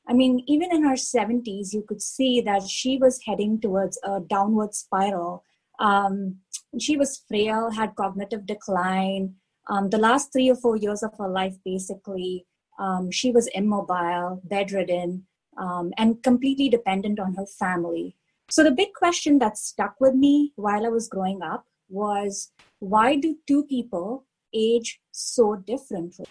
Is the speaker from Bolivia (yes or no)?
no; India; now in Pittsburgh, United States; I grew up in India